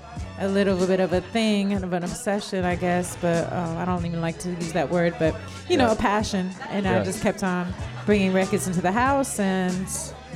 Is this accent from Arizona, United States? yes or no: yes; Arizona, United States; I'm from Arizona, and how did I get into music?